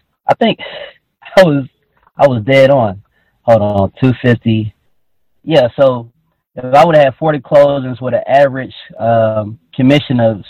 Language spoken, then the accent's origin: English; Atlanta, Georgia, United States; I'm 25. I grew up in Atlanta, Georgia, in a neighborhood called Joyland